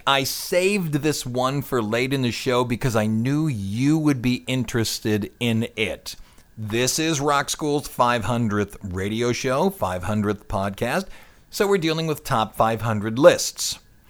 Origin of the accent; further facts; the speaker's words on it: California, United States; I'm from California.